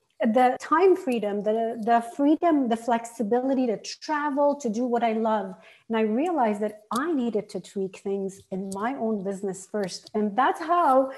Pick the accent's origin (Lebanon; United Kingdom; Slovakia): Lebanon; moved away as an adult; also born or lived in Arizona, United States / Canada; I had grown up in Lebanon, lived my first 16 years in civil war